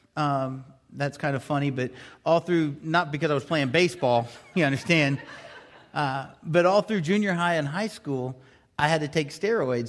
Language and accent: English; Florida, United States; growing up in Florida